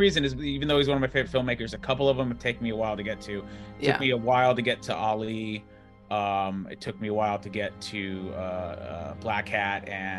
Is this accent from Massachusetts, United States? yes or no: no; Whittier, California, United States; I'm from Whittier, mm-hmm. which is LA, but it's LA County.